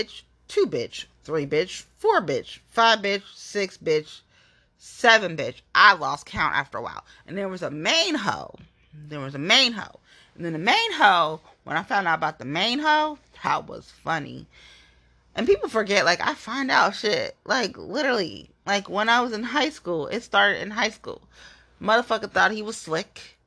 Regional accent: Cincinnati, Ohio, United States; I'm from Cincinnati, right? I'm from Nasty Natty

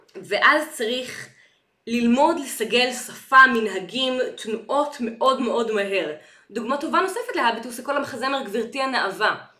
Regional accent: Ramat Gan, Tel Aviv District, Israel; אני גדלתי ברמת חן

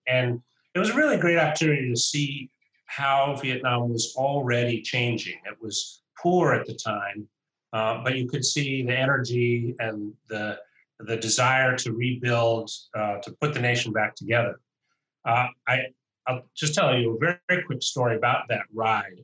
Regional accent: United States; I'm an American, and I represent the U.S. government

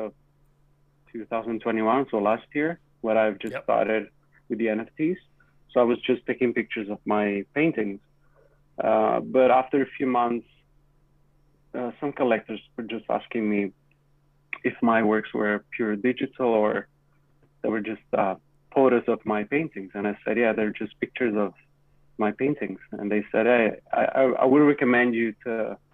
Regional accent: Italy; now in Toronto, Canada; But I'm from Italy, and that's where I'm going to travel in 2 weeks, going back for a year

